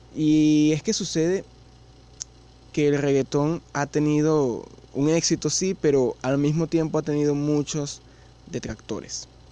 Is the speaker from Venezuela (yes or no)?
yes; Venezuela; yo vivo en Venezuela